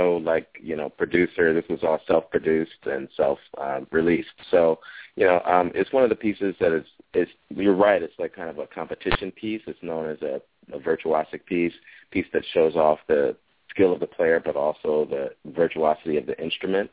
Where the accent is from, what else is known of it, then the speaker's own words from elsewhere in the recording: Chicago, Illinois, United States; I grew up in Chicago